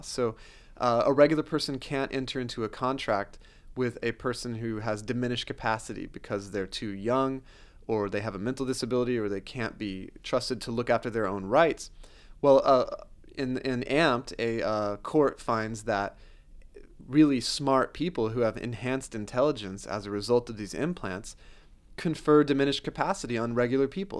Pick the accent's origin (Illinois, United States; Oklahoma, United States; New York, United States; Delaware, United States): Oklahoma, United States; also born or lived in Pittsburgh; I grew up in Oklahoma